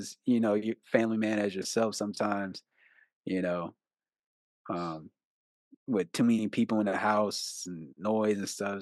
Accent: San Antonio, Texas, United States; I grew up here in San Antonio

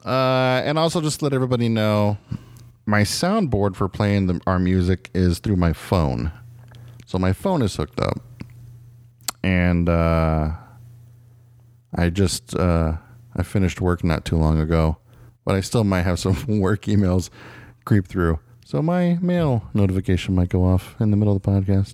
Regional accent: Phoenix, Arizona, United States; We are from Phoenix, Arizona

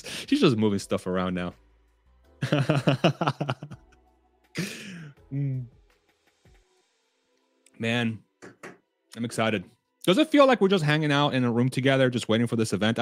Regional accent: Spain; moved away; I was born in Spain

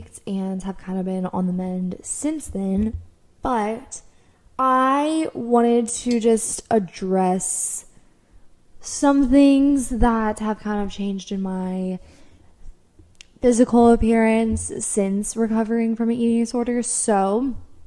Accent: United States; me being American

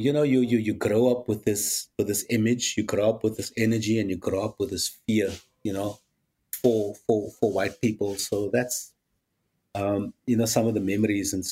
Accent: Cape Town, Western Cape, South Africa; born or raised there

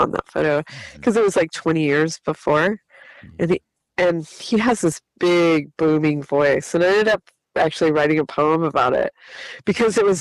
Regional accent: San Bernardino, California, United States; I grew up in San Bernardino

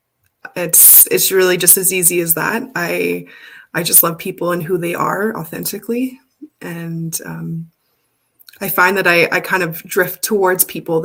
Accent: Alberta, Canada; I was born and raised in Alberta on Treaty 6 land.

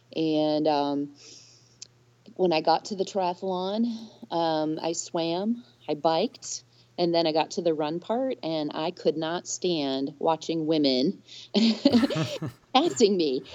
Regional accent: Minnesota, United States; now in Georgia, United States; my home state of Minnesota

